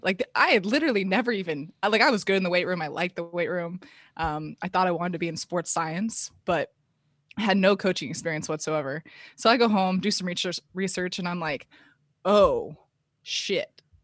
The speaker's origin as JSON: {"language": "English", "town": "Palo Alto", "region": "California", "country": "United States", "tie": "born or raised there", "said": "born and raised in Palo Alto, California, Bay Area"}